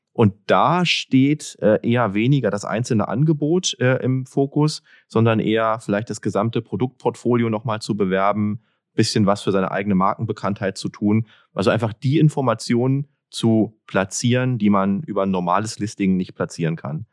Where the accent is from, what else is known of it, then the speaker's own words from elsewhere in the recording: Berlin, Germany; Ich komme aus Berlin